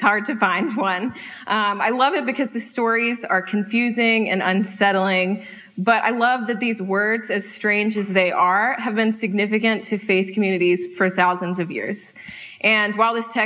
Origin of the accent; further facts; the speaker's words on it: High Point, North Carolina, United States; moved away as an adult; also born or lived in Charlottesville, Virginia; now in Seattle, United States; I grew up with this family in High Point, North Carolina for all of my life, moved to Charlottesville, Virginia for college